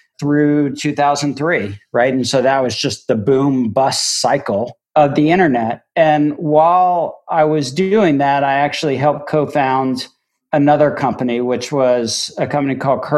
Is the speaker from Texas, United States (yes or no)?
no; Miami, Florida, United States; moved away; also born or lived in Amherst, Massachusetts / New York; I grew up in Miami, Florida, selling frozen lemonade out of an un-air-conditioned